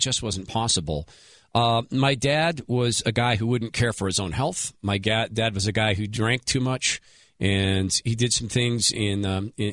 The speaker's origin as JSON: {"language": "English", "region": "Washington", "country": "United States", "said": "home state of Washington State"}